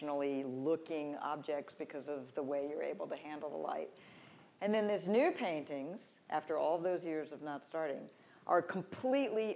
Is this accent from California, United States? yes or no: no; North Carolina, United States; moved away; also born or lived in New York City; I'm from North Carolina